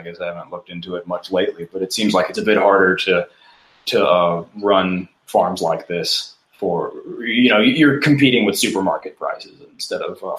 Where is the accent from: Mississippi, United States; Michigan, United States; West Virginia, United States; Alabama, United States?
Mississippi, United States; now in Austin, United States; I'm from Mississippi originally